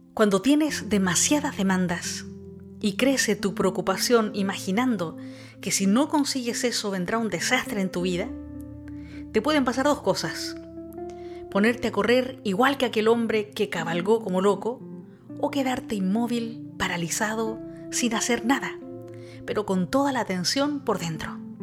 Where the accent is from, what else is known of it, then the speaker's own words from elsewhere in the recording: Chile; moved away; soy chilena